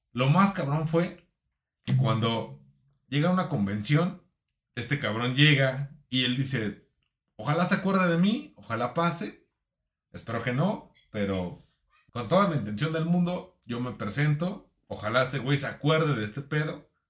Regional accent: Mexico; Yo soy de Face, yo soy de México

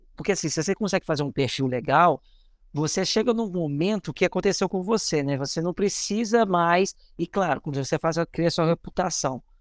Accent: Belo Horizonte, Minas Gerais, Brazil; moved away; also born or lived in Rio de Janeiro / São Paulo / Belém / Salvador; sou de BH

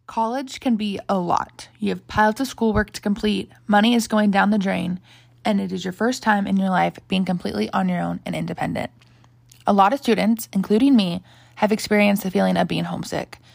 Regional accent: Scottsdale, Arizona, United States; I'm an Arizona native, born and raised in Scottsdale

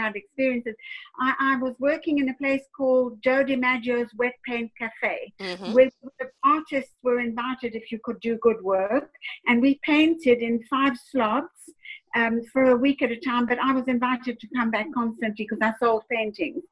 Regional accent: China; moved away; also born or lived in South Africa / London; I'm from China

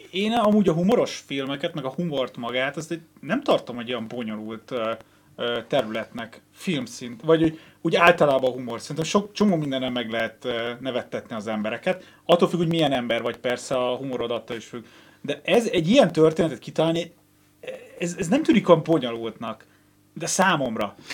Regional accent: Hungary; magyar vagyok

